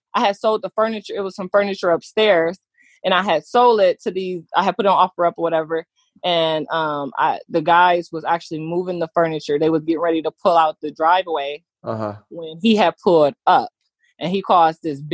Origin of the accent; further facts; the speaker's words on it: Michigan, United States; moved away; also born or lived in Texas; I'm from Michigan.